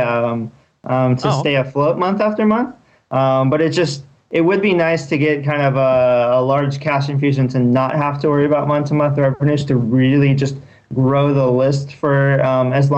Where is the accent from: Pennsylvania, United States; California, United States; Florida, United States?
California, United States; Torrance; now in Palo Alto, United States; I grew up in Torrance